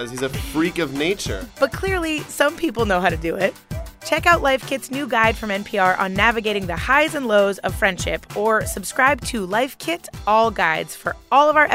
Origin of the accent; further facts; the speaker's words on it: Chicago, Illinois, United States; Hi, Mindy and Guy Raz. … I'm from Chicago, Illinois.